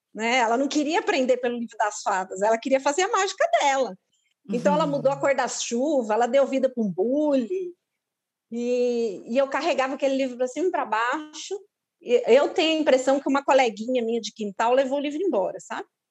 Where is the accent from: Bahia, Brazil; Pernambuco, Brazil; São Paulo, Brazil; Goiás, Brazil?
São Paulo, Brazil; eu sou de São Paulo, minha família é de lá